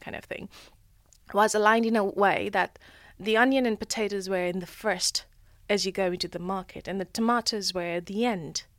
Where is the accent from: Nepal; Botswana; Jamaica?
Nepal; moved away; growing up in Nepal, I find it that I lived a very sustainable life compared to here.